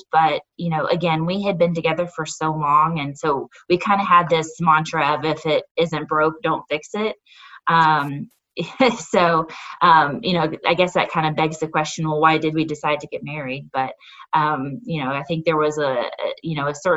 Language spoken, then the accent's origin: English; Northwest Arkansas, United States; also born or lived in Texas; I have been pretty much a native of Northwest Arkansas my whole life. I was born in Texas, but spent almost all of my life in Northwest Arkansas